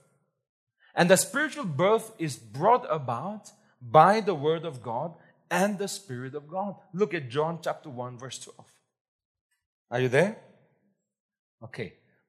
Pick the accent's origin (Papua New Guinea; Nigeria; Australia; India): India; Nagaland; Nagas are confused because we don't know where we came from.